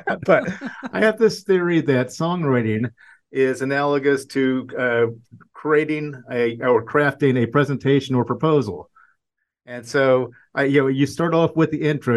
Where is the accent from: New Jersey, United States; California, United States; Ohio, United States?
Ohio, United States; I'm from Ohio